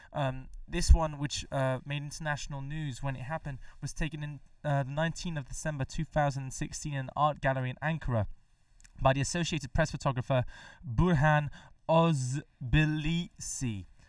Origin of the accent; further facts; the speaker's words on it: Mexico; moved away; back in my home country, Mexico